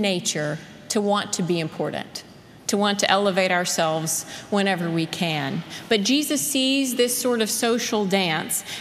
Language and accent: English; South Carolina, United States; moved away; where I grew up in South Carolina